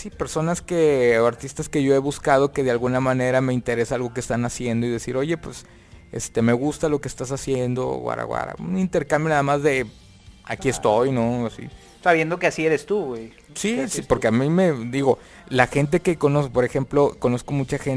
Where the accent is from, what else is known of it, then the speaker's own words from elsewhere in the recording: Monterrey, Nuevo León, Mexico; la hice en León, Guanajuato. Pero yo soy regiomontano